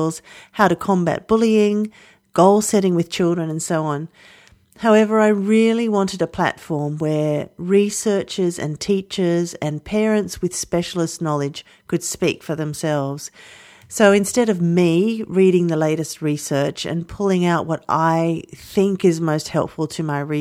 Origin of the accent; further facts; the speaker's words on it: Australia; I'm an Australian early childhood teacher